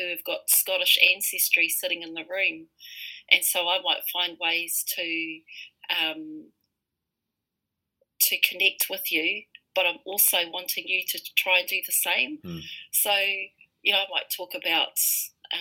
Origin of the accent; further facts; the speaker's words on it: Rotorua, Bay of Plenty, New Zealand; I was brought up in Rotorua, which is located within the tribal territory of Te Aroa, and this is my iwi